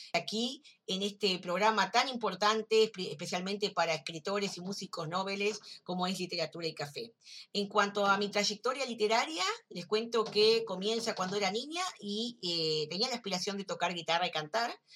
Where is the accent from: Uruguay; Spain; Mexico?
Uruguay; soy escritora uruguaya